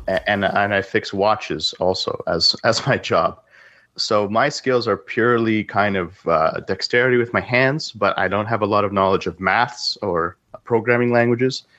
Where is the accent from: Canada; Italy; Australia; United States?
Canada; also born or lived in Russia; I was born in Russia, but I grew up in Canada.